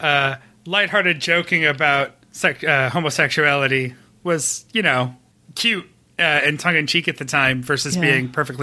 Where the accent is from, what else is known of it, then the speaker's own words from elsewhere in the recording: Rochester, New York, United States; moved away; I am from Rochester.